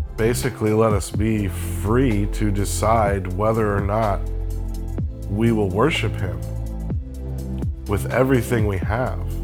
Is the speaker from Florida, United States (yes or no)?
yes; Florida, United States; I grew up in Florida